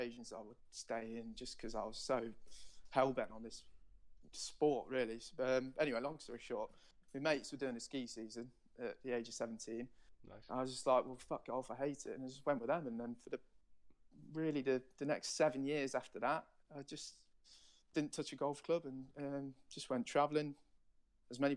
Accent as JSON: {"language": "English", "town": "Nottingham", "region": "East Midlands", "country": "United Kingdom", "said": "So I'm from Nottingham."}